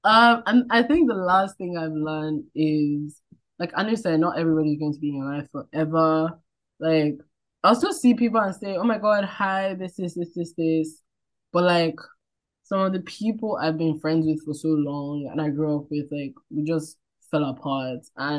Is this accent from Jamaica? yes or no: no; Nigeria; I feel like just growing up as a Nigerian, you just kind of learn, there's no time to be beating around the bush.